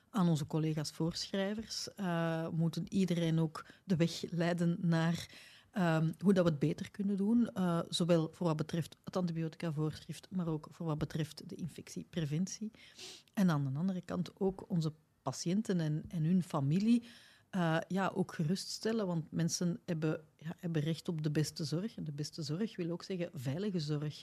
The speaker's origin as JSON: {"language": "Dutch", "country": "Belgium", "said": "bij ons in West-Europa, of laat ons zeggen tenminste, naar in België"}